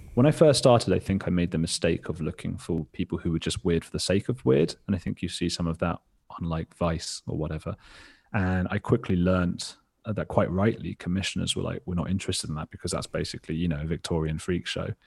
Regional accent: England, United Kingdom; I had a really sheltered existence, like, like most people growing up in England.

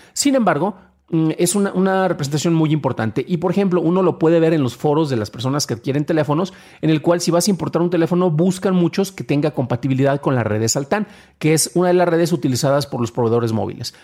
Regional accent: San Juan de los Lagos, Jalisco, Mexico; mi ciudad natal, San Juan de los Lagos, Jalisco

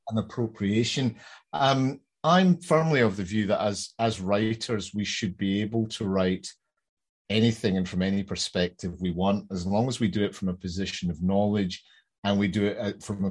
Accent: Glasgow, Scotland, United Kingdom; I'm from Glasgow

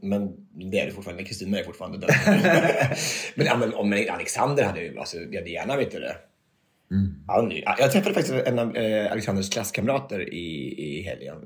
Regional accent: Finnerödja, Örebro County, Sweden; moved away; vi hade någonting hemma i Närke, eller hemma i Finnerö

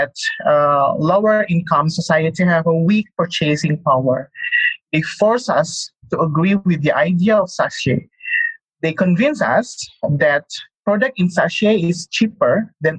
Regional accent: Bandung, West Java, Indonesia; In my hometown in Bandung, in West Java province

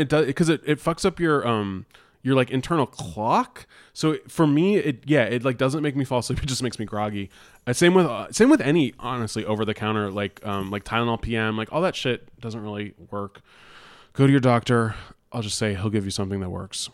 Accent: Bay Area, California, United States; I'm from the Bay Area

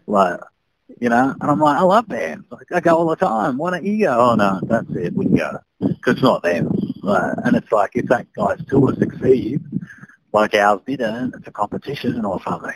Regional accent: Sydney, New South Wales, Australia; I grew up in Sydney

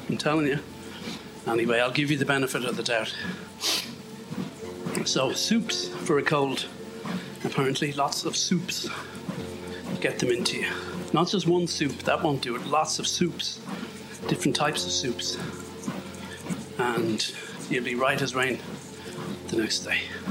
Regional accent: Ireland; I'm Irish

